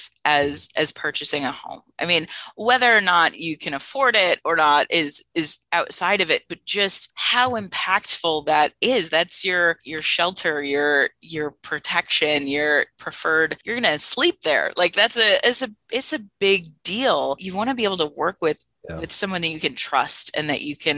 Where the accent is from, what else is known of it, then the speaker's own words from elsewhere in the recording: Michigan, United States; I've born and raised in Michigan, lived here, you know, 42, coming up on 43 years now